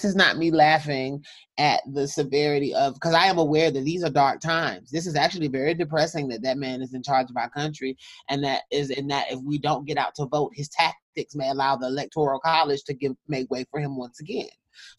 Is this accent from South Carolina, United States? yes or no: yes; South Carolina, United States; that in my home state of South Carolina, there's some verification issues right now